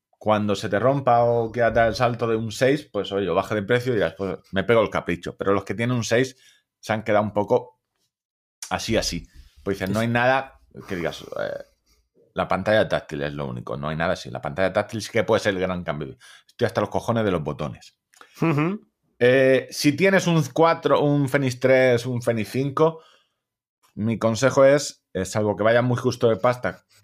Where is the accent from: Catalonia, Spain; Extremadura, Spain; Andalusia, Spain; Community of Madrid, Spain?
Community of Madrid, Spain; Móstoles; como se nota que soy de Móstoles